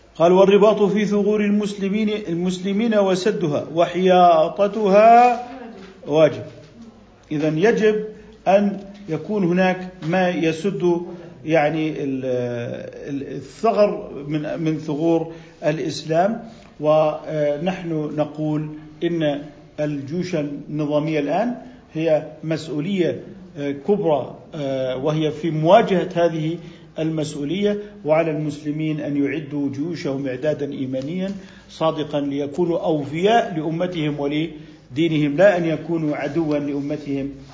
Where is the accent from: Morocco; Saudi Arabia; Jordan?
Jordan; عندنا في الأردن